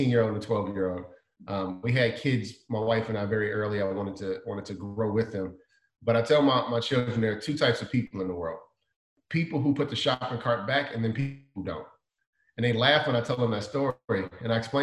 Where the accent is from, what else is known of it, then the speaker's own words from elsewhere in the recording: Chicago, Illinois, United States; I didn't like the cold weather growing up in Chicago